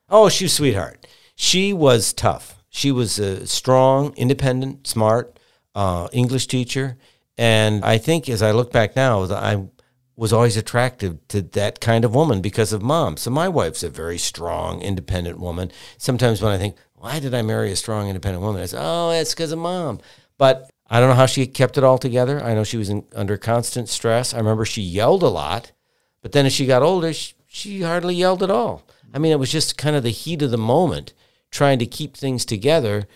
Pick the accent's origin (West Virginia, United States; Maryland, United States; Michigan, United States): Michigan, United States; Pontiac; I was born in Pontiac, Michigan